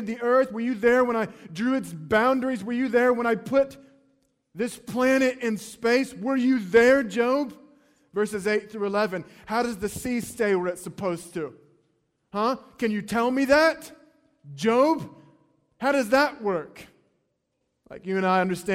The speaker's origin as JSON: {"language": "English", "region": "North Carolina", "country": "United States", "tie": "born or raised there", "said": "I grew up in North Carolina and the ocean was pretty close to us"}